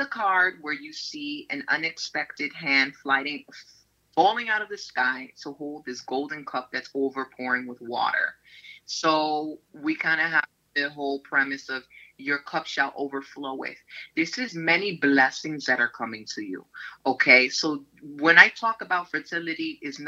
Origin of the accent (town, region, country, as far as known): New York City, New York, United States; born or raised there